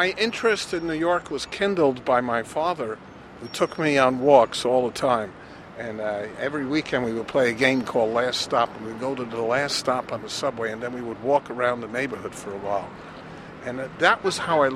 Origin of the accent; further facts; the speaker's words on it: Switzerland; English is a second language; moved away; I was born in Switzerland, and I also did not speak English. Now I know English, a little bit